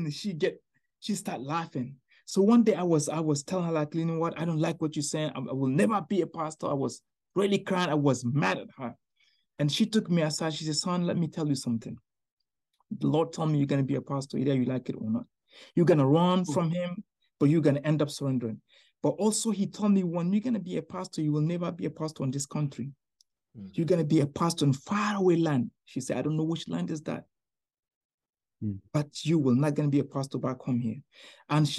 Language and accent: English; Niger; now in Tampa Bay, United States; I'm from Niger.